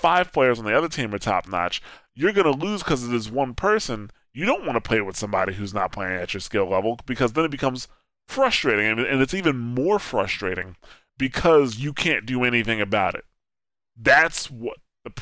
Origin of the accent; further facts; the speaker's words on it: Newark, New Jersey, United States; I grew up in Newark, New Jersey.